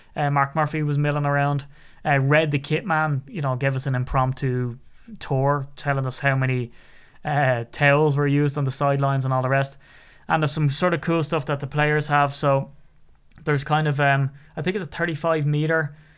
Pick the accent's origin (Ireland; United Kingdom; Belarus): Ireland; I'm so Irish